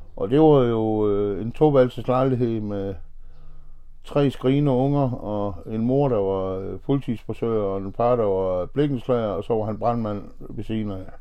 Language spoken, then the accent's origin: Danish; Horsens, Central Denmark Region, Denmark; er født og opvokset i Horsens og har boet her hele mit liv